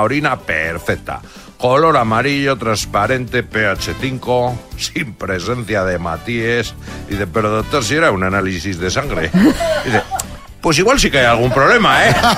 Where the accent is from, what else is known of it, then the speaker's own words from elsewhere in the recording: Zarautz, Basque Country, Spain; mi pueblo, Xavi, en Zarauz